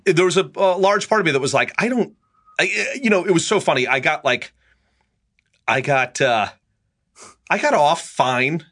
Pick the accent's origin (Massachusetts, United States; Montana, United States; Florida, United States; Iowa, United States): Massachusetts, United States; also born or lived in Pelham, New York; I spent my, uh, last year of middle school and all my high school years in Massachusetts